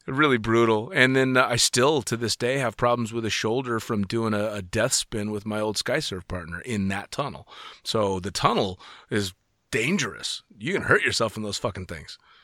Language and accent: English; United States; being an American